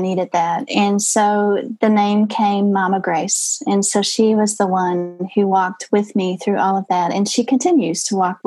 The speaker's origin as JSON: {"language": "English", "region": "Texas", "country": "United States", "said": "So I'm Texan"}